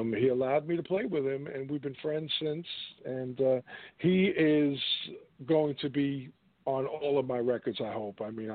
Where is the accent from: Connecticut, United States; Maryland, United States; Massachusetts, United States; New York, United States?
New York, United States; moved away as an adult; also born or lived in Richmond, Virginia / Washington, D.C.; I left 95 from New York to Richmond, and then from Richmond to Washington, D.C.